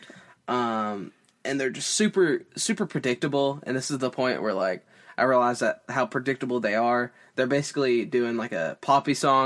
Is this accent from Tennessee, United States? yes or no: yes; Tennessee, United States; I'm a dude from Tennessee